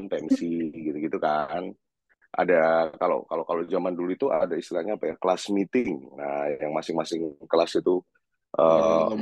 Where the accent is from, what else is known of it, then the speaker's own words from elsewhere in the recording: Surabaya, East Java, Indonesia; iya iya iya iya aku lahir dan besar di Surabaya